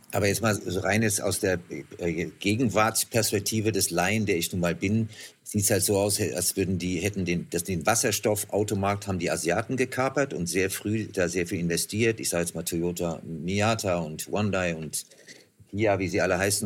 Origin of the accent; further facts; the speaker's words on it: Germany; als Deutscher